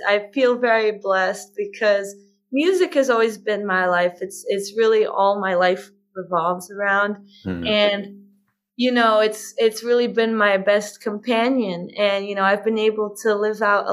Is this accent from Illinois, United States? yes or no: no; Boston, Massachusetts, United States; I'm from Boston